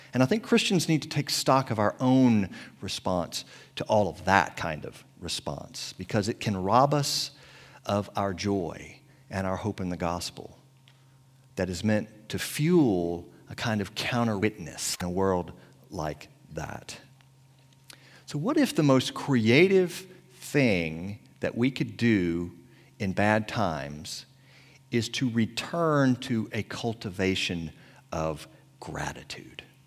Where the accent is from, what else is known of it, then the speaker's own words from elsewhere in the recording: Tappahannock, Virginia, United States; accent: Tappahannock accent; moved away; I was back in my hometown of Tappahannock, Virginia